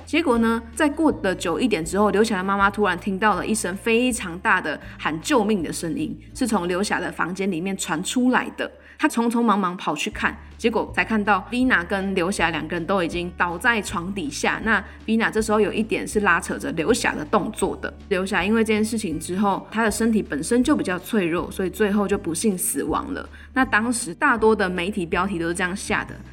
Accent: Taiwan; 自己身为台湾人

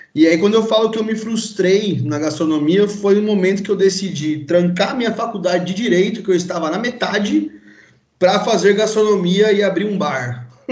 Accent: São Paulo, Brazil; sou paulista, nascido aqui em São Paulo mesmo

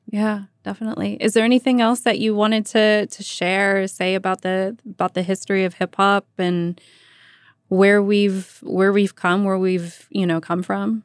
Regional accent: Vallejo, California, United States; I was born and raised in Vallejo, grew up listening to K M E L.

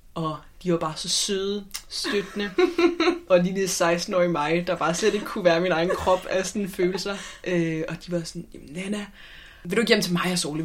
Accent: Copenhagen, Capital Region of Denmark, Denmark; Nu er jeg jo fra København

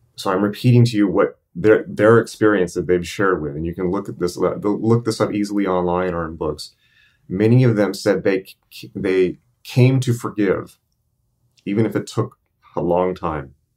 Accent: United States; I'm American

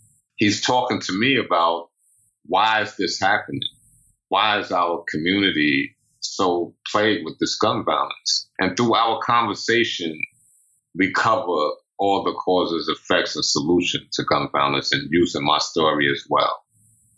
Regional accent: New York City, New York, United States; I grew up in Pink Houses projects and in Brownsville

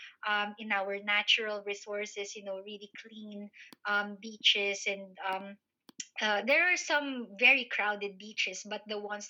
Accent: Manila, Metro Manila, Philippines; moved away as an adult; now in United Kingdom; I grew up in Manila, and that didn't really have a very islandy feel.

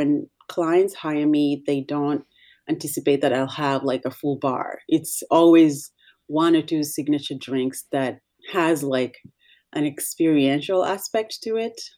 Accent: Nairobi, Kenya; moved away as an adult; also born or lived in Washington, D.C. area, United States; now in United States; I'm originally from Kenya. I was raised in Nairobi. I came to the States to college.

